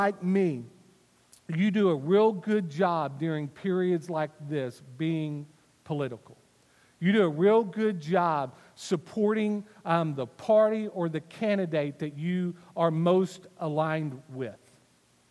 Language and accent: English; Wylie, Texas, United States; I was born on December the 28th, 1972, in Wiley, Texas